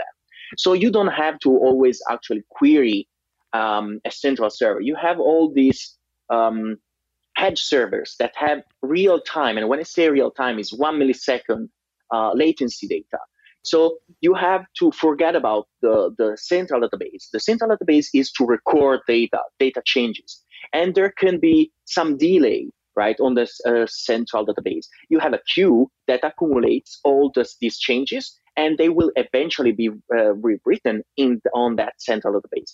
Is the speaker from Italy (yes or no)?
yes; Liguria Riviera, Italy; I grew up in a really tiny town in Italian, in Liguria Riviera, that is in upper west side of Italy